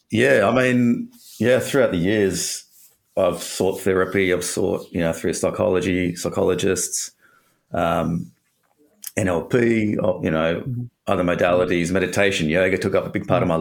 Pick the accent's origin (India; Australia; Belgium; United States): Australia; Perth, Western Australia; I'm from Perth, and grew up in Perth, Western Australia.